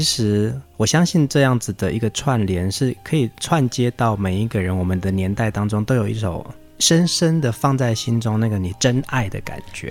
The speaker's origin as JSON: {"language": "Chinese", "country": "Taiwan", "tie": "born or raised there", "said": "我们原住民的村庄"}